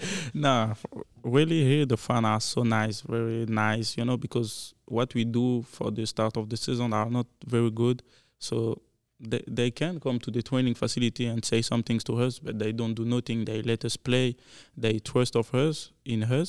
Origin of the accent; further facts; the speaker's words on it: Belgium; English is a second language; now in Kansas City, United States; I'm French guy because not everybody know about Belgium